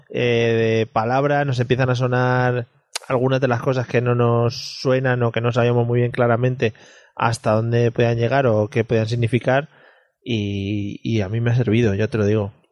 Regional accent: Spain; Porque somos españoles y muchos españoles.

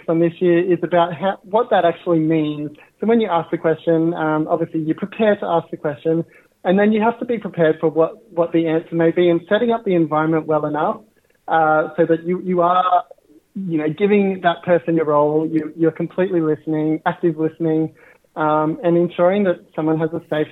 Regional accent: Katherine, Northern Territory, Australia; also born or lived in Narromine, New South Wales / Dubbo, New South Wales; But I grew up in Katherine in the Northern Territory on Jarman land.

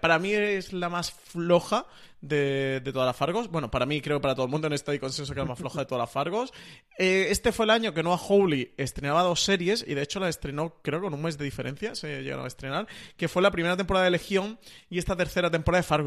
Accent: Spain

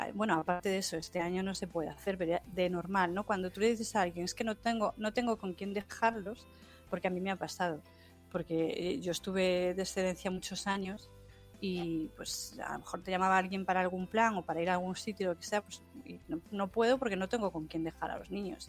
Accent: Galicia, Spain; como soy gallega, vivo en el norte

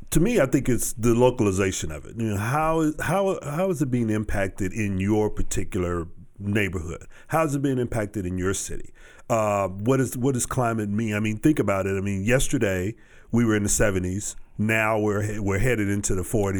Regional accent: Texas, United States; my hometown and through that area where when I was growing up

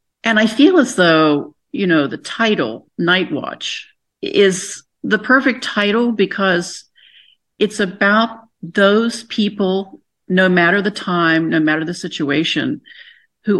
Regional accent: Buckhannon, West Virginia, United States; moved away; I grew up in Buchanan, so that's 20 minutes, you know, from Weston.

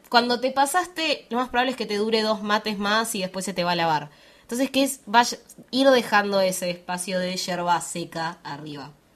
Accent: Bariloche, Río Negro, Argentina; yo soy de Bariloche, soy de Patagonia, Argentina

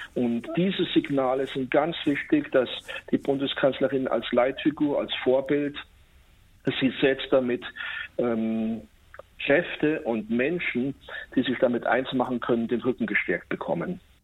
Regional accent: Munich, Bavaria, Germany; als Münchner

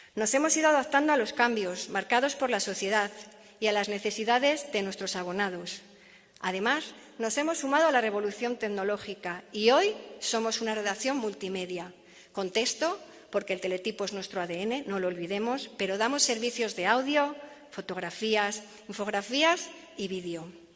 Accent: Pedrajas de San Esteban, Castile and León, Spain; moved away as an adult; also born or lived in Madrid; con 18 años hiciera las maletas, dejase atrás mi pueblo, Pedrajas de San Esteban, y me marchase a estudiar a Madrid

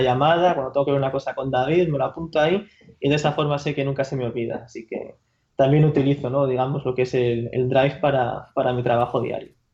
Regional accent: Madrid, Community of Madrid, Spain; moved away as an adult; now in Paris, France; yo soy de Madrid, de Madrid capital

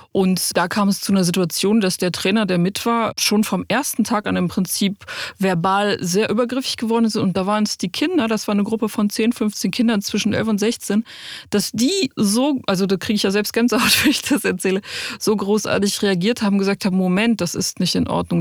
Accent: a small village near Cologne, North Rhine-Westphalia, Germany; kleinen Dorf in der Nähe von Köln, wo ich groß geworden bin

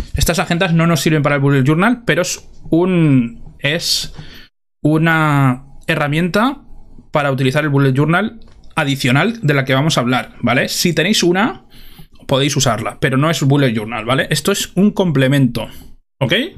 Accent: Spain; como somos españoles

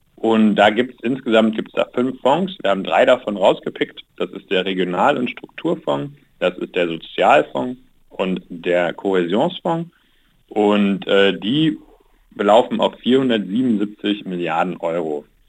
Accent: Germany; Deutschland, ich spreche Deutsch, ich, ich, bin Deutscher

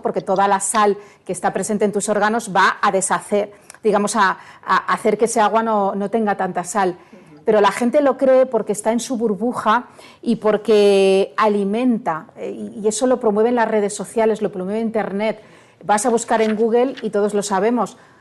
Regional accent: Barcelona, Catalonia, Spain; En Barcelona, de donde yo soy

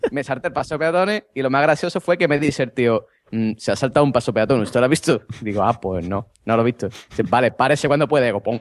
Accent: Vejer de la Frontera, Andalusia, Spain

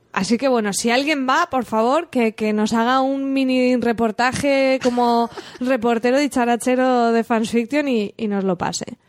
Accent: Alcoy, Valencian Community, Spain; mi pueblo, de Alcoy

